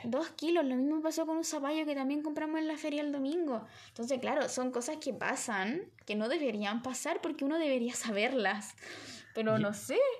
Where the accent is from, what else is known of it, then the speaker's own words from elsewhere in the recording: Villa Alemana, Valparaíso, Chile; somos de Villa Alemana